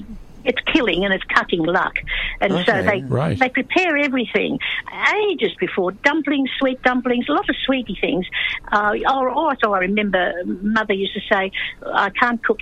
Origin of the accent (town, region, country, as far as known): Australia; born or raised there; first language English; also born or lived in China